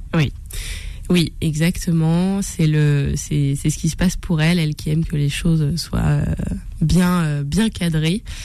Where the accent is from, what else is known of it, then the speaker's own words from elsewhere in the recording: Brittany, France; moved away as an adult; also born or lived in Rennes / Côtes-d'Armor / Gulf of Morbihan; now in Paris, France; je suis bretonne d'origine. Voilà, je suis une fausse parisienne.